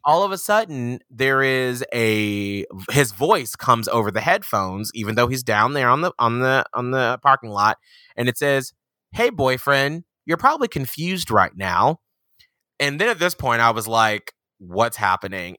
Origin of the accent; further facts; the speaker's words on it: Atlanta, Georgia, United States; moved away; I'm from Atlanta, Georgia